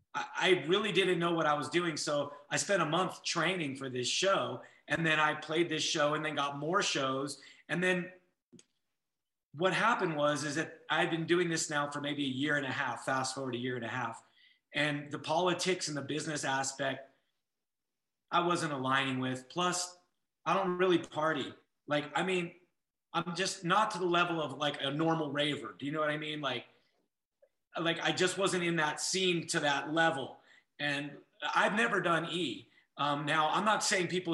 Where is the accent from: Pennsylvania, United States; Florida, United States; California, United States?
California, United States; Santa Monica; now in Las Vegas, United States; I grew up